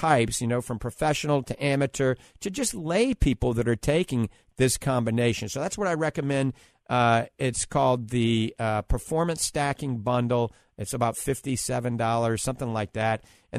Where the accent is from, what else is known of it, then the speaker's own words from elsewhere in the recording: New Orleans, Louisiana, United States; accent: New Orleans; I guarantee, that's my New Orleans accent, you're going to be doing better, I promise you.